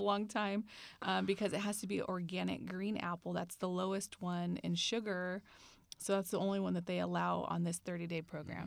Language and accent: English; Bay Area, California, United States; also born or lived in Central Valley, California; Grew up in the Bay Area